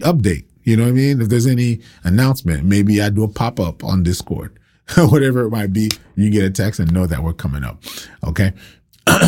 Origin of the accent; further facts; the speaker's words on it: Broward County, Florida, United States; moved away as an adult; now in Tampa, United States; I'm from Broward, but I don't live in Broward now.